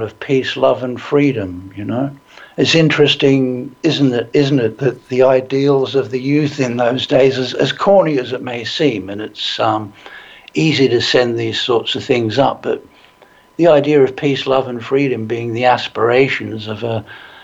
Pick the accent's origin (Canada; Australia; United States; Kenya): Australia; moved away as an adult; now in United Kingdom; I was born here in Britain, but my parents migrated to Australia when I was about five